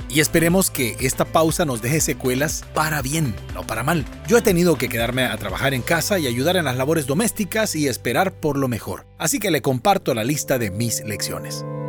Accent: Honduras; En mi país, Honduras

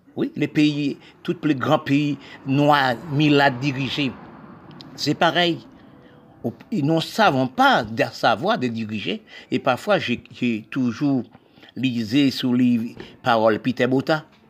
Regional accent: Haiti; nous, les peuples haïtiens

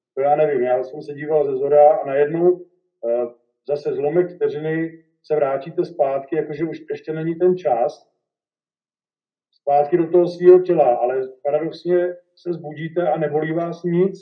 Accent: Benátky nad Jizerou, Central Bohemian Region, Czechia; to už jsme se stěhovali z Benátek na Dizerou na Horka

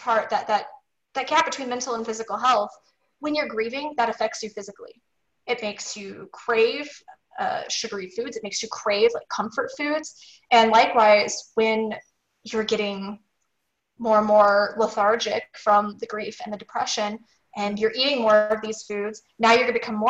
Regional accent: Missouri, United States; I grew up in steak and potato country in Missouri

